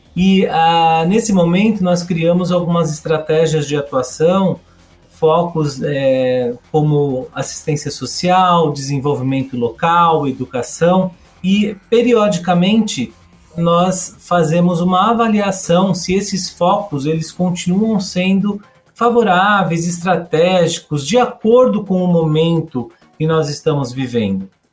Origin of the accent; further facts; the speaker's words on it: São Paulo, Brazil; eu sou de São Paulo também, eu vivo e trabalho aqui nessa grande metrópole.